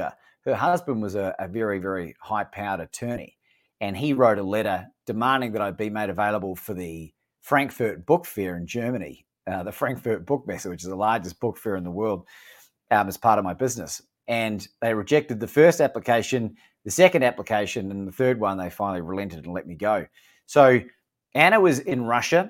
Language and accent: English; New Zealand; moved away as an adult; also born or lived in Melbourne, Australia; now in Mexico; I'm from New Zealand. I spent 20 years there. Moved to Melbourne when I was about 21.